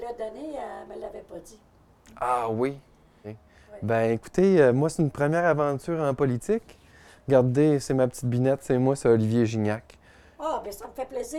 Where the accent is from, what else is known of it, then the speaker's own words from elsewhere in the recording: Saguenay, Quebec, Canada; j'ai grandi au Saguenay